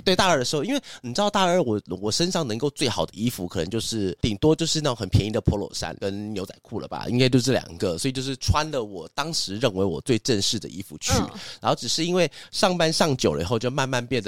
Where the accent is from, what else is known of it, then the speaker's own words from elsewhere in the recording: Zhudong, Hsinchu County, Taiwan; moved away; also born or lived in Taipei; 我小时候是住新竹嘛，然后新竹竹东镇，哈，就是在一个偏乡的地方。在乡下的地方，我们的住的地方都是那种透天